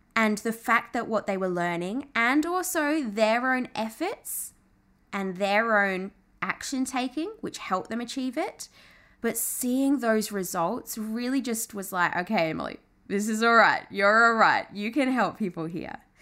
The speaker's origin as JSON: {"language": "English", "region": "England", "country": "United Kingdom", "tie": "born or raised there", "moved": "yes", "lives_now": "Australia", "said": "I'm Australian, although I did grow up in England, but moved to Australia, half Australian, my mum's Aussie"}